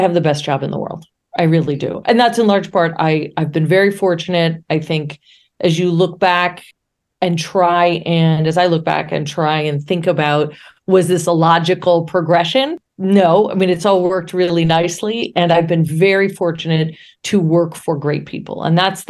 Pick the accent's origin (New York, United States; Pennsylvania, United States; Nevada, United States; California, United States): New York, United States; Buffalo; moved away; I grew up in Buffalo, New York